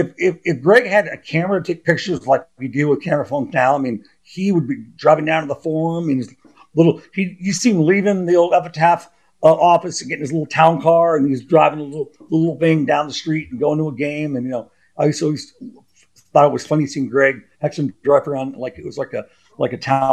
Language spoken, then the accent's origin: English; Los Angeles, California, United States; In Los Angeles, you know, born and raised in Hollywood, Santa Monica, in Genesee